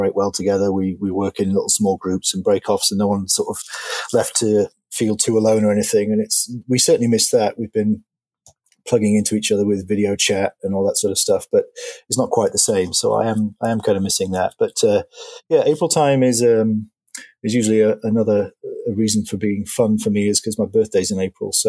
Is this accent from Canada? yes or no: no; York, Yorkshire and the Humber, United Kingdom; now in Fort Washington, United States; I'm originally from York in England.